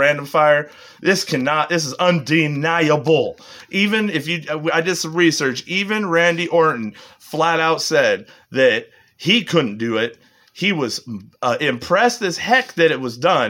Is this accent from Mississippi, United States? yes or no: no; Washington, United States; we're from Washington.